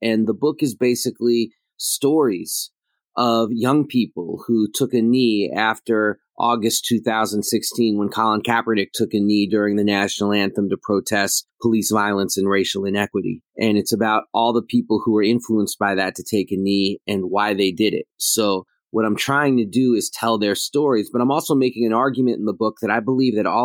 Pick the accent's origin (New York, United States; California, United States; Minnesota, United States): New York, United States; New York City; I grew up in New York City at the times of, you know, the Mets and the New York Knicks